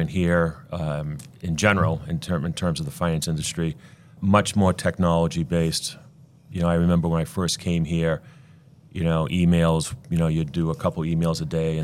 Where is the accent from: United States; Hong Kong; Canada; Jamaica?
United States; Fitchburg, Massachusetts; I grew up in Fitchburg in the college neighborhood